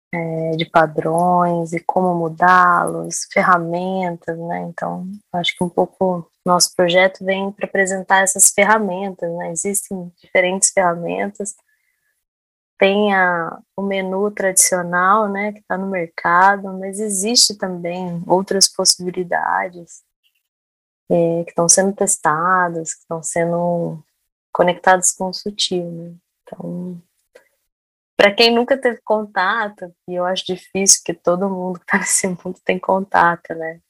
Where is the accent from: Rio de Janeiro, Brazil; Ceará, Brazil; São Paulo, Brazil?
São Paulo, Brazil; Jacareí; also born or lived in Minas Gerais; como eu morei muito tempo em Minas, é, no interior também, sou de Jacareí